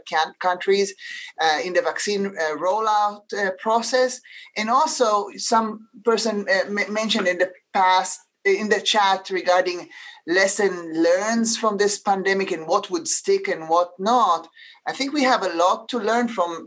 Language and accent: English; Israel; now in United States; I know no one noticed my accent, but I'm originally from Israel